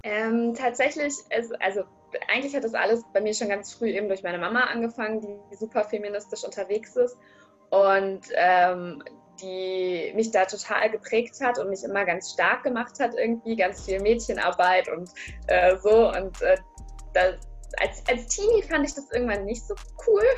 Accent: near Bielefeld, North Rhine-Westphalia, Germany; moved away as an adult; also born or lived in Dortmund; ich komme aus der Nähe von Bielefeld

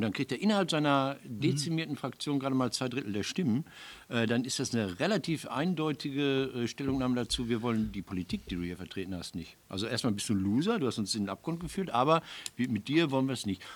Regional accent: Marl, North Rhine-Westphalia, Germany; In Mahl, wo ich herkomme

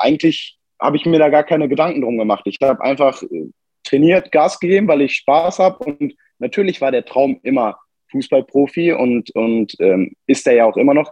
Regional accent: Bottrop, North Rhine-Westphalia, Germany; geboren in Bottrop am äh, 2.10.2000

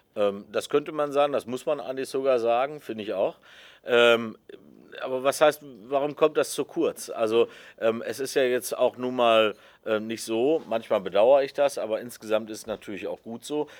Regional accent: Germany; bei uns in Deutschland

